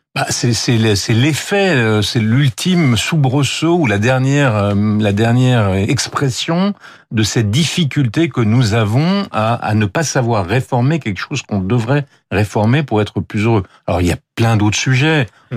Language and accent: French; France